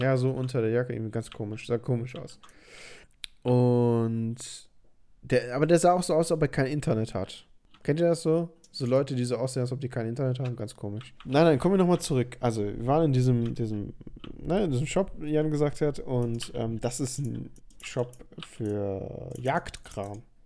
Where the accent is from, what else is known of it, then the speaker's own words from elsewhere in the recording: Germany; ich komme aus Deutschland